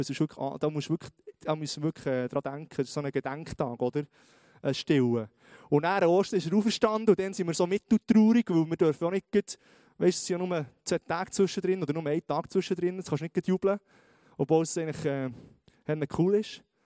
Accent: Switzerland; wir sind Schweizer

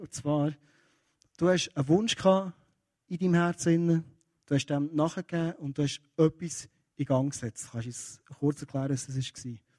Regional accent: Kiel, Schleswig-Holstein, Germany; Ich bin in Kiel aufgewachsen

